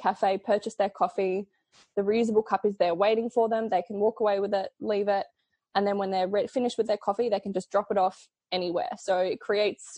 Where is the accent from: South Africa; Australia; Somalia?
Australia; Adelaide, South Australia; I'm from Adelaide